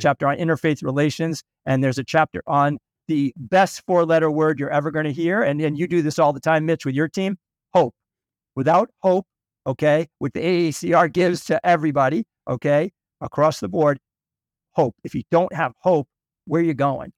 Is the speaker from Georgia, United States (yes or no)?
no; Boston, Massachusetts, United States; also born or lived in St. Louis, Missouri; I was born in, uh, Saint Louis, but I grew up in Boston, the suburbs of Boston